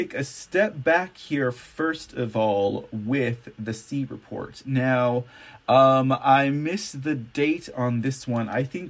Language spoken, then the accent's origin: English; Texas, United States; A happy Independence Day to the great state of Texas, my home state.